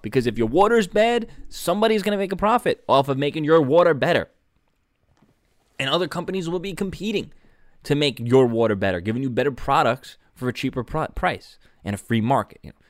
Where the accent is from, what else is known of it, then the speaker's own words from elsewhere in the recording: New York City, New York, United States; moved away; my hometown Staten Island